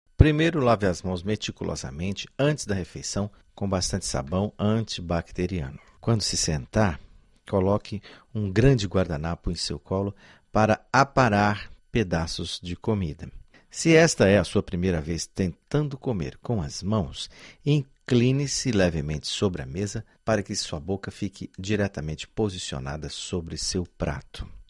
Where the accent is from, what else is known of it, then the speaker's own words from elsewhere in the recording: Goiás, Brazil; Eu sou goiano e conheço açafrão desde criança